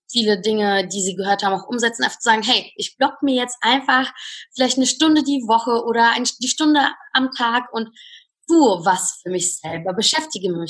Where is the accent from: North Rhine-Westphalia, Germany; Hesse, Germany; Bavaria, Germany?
North Rhine-Westphalia, Germany; Cologne; Also ich, ich komme aus Köln und dort gibt es eine sehr, sehr schöne Location im Mediapark.